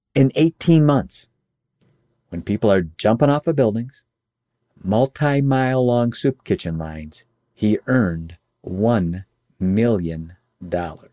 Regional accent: Oak Brook, Illinois, United States; also born or lived in Chicago, Illinois; now in Michigan, United States; I grew up in the Oak Brook area where the world headquarters of McDonald's was

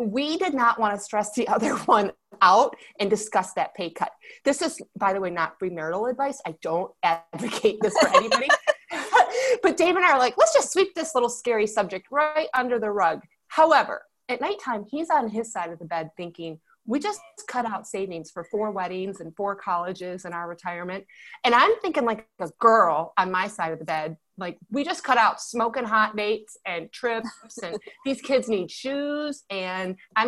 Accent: Michigan, United States; I was born and raised in Michigan

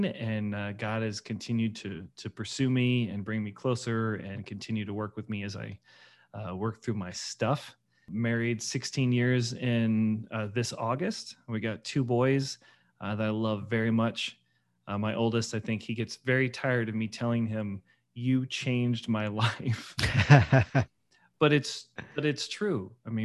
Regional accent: Missouri, United States; I grew up in St. Louis County, not Christian.

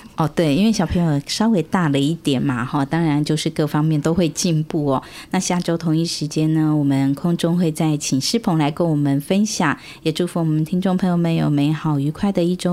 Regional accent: Taiwan; 我们现在台湾

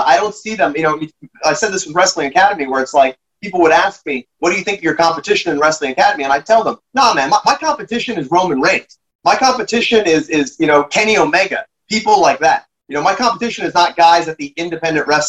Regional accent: Canada

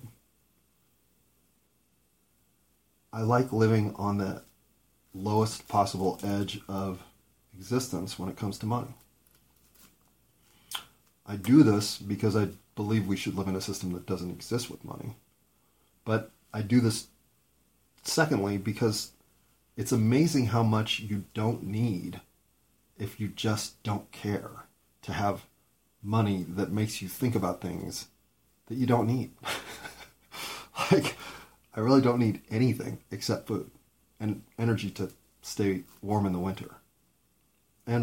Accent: United States; I'm an American

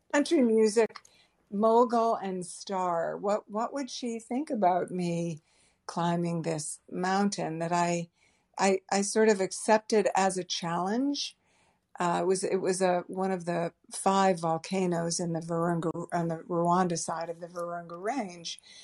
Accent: Boston, Massachusetts, United States; I grew up in the Boston area

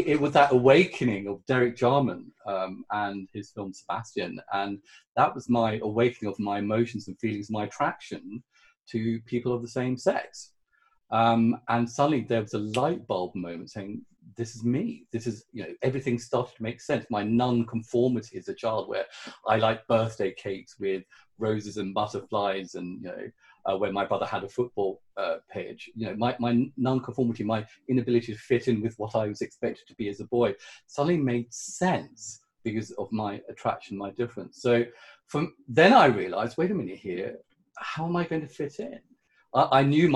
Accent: Sussex, South East England, United Kingdom; also born or lived in Sri Lanka; even though my brother and I were the only non-white kids at school, we grew up in Sussex

